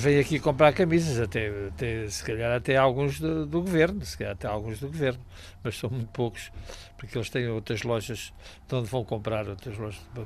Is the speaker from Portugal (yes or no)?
yes; Vila do Bispo, Algarve, Portugal; now in Sagres, Portugal; Sou natural de Vila do Bispo, mas eh, estou em Sagres já há 40 anos